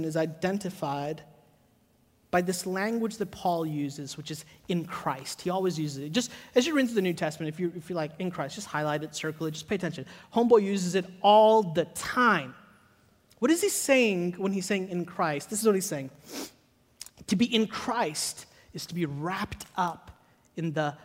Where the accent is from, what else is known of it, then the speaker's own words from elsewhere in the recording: Chicago, Illinois, United States; also born or lived in Hyderabad, India; now in Charlotte, United States; I grew up in Chicago. I grew up like right outside of the city. Like I say Chicago, but I grew up in Oak Park, Maywood, Bellwood, that area.